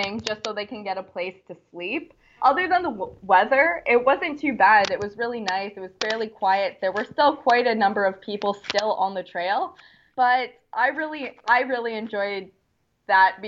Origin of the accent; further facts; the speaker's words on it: Niagara region, Ontario, Canada; I'm from the Niagara region, and so a lot of the trails I'd hiked when I was younger